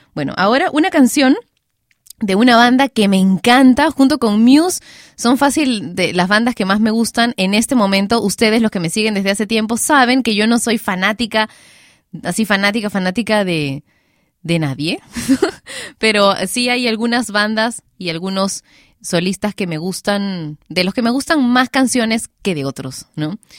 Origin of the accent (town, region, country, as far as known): Peru